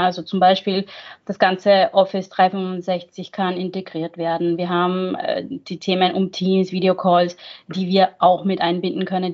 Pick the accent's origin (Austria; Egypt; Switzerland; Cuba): Austria; moved away as an adult; now in Mainz, Germany; geboren und aufgewachsen in Österreich, aber ich arbeite seit 15 Jahren